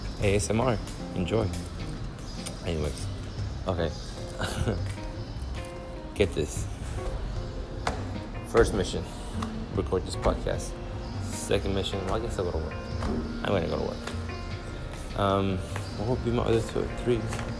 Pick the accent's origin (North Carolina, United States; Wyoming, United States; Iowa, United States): Wyoming, United States; We're from Wyoming, so like, we like the hot and then getting in the pool.